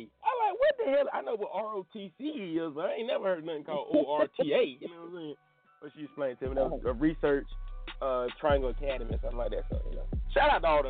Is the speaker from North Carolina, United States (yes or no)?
yes; North Carolina, United States; I'm from North Carolina, man. I'm a radio personality